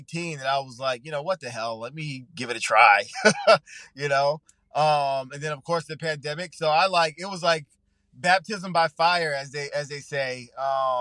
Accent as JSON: {"language": "English", "area": "Long Island", "region": "New York", "country": "United States", "tie": "born or raised there", "also_born_or_lived": "Atlanta", "moved": "as an adult", "said": "I'm born and raised on Long Island, on the South Shore of Long Island."}